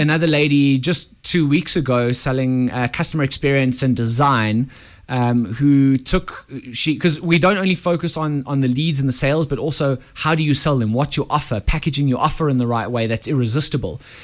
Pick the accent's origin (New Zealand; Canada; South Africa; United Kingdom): South Africa; We are South African